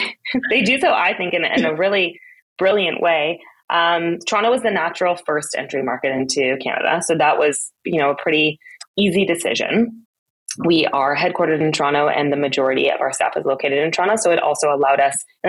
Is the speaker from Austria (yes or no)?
yes; Austria; moved away; also born or lived in Berlin, Germany; I grew up in Austria and then lived in Berlin for a time during my 20s